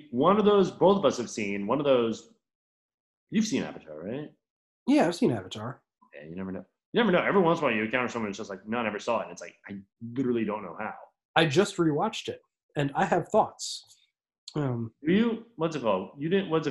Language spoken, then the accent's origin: English; Ireland; All the time. I'm Irish, man.